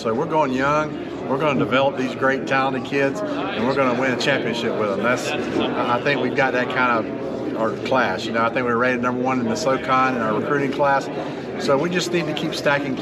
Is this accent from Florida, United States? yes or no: yes; Florida, United States; now in North Carolina, United States; I'm from Florida